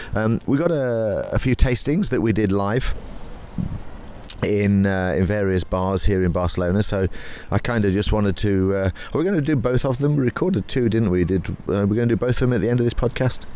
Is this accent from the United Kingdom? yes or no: yes; England, United Kingdom; I'm an English guy